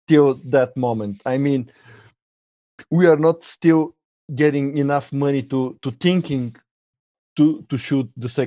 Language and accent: English; Bulgaria; English is a second language; I'm from Bulgaria.